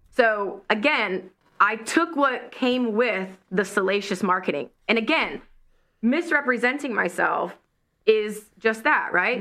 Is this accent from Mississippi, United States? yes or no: yes; Ocean Springs, Mississippi, United States; moved away; I'm a girl from Ocean Springs, Mississippi